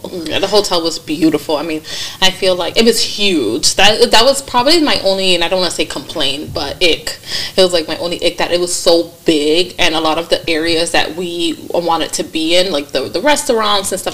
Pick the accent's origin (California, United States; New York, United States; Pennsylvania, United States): New York, United States; I'm from New York